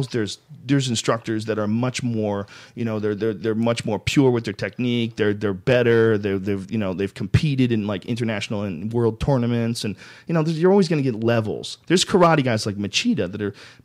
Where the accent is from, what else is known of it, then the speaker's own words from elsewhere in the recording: Boston, Massachusetts, United States; moved away as an adult; now in California, United States; When I grew up in Boston, I drove every day because I delivered newspapers